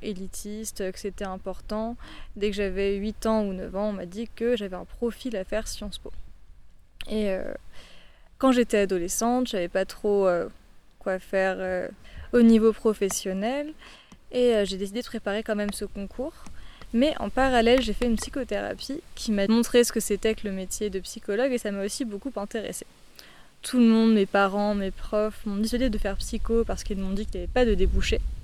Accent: Paris, Île-de-France, France; J'ai toujours été parisienne, j'ai grandi à Paris, sur mon banlieue parisienne.

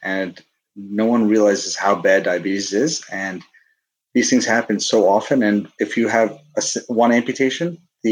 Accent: South India, India; moved away; I'm Indian born. I'm from South India.

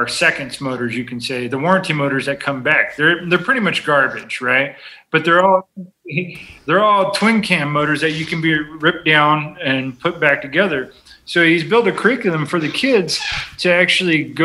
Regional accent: California, United States; moved away as an adult; now in Viola, Wisconsin, United States; I was born and raised in California

